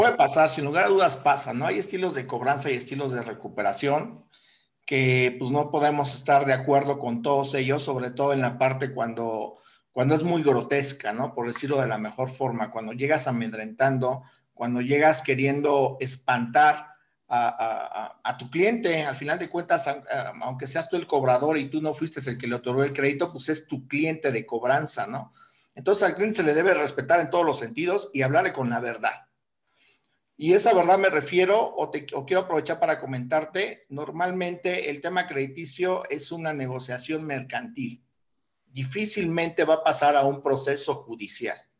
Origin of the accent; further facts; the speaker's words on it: Mexico; Somos mexicanos